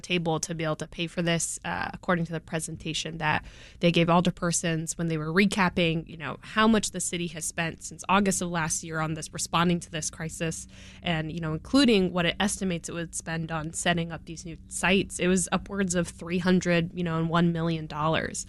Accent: California, United States; now in Chicago, United States; I'm from California

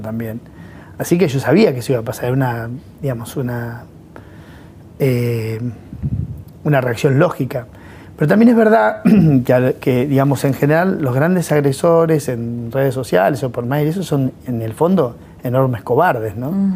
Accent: La Pampa, Argentina; moved away; yo soy de La Pampa.

